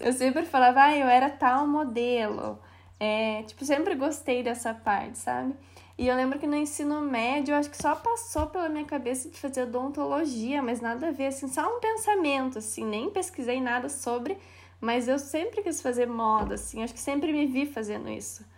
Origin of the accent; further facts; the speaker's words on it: Castro, Paraná, Brazil; accent: interior of Paraná; also born or lived in Curitiba; moro em Castro, interior do Paraná, olha o meu sotaque. Até na faculdade eu era zoada por isso